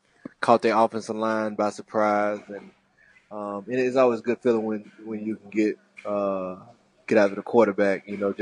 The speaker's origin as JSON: {"language": "English", "region": "Mississippi", "country": "United States", "moved": "as an adult", "lives_now": "New Orleans, United States", "said": "we're both, my wife and I, we're both from Mississippi."}